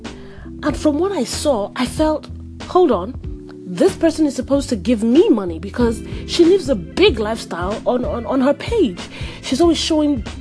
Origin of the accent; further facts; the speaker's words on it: Nigeria; now in United States; I'm in America and she is in Nigeria, and I'm Nigerian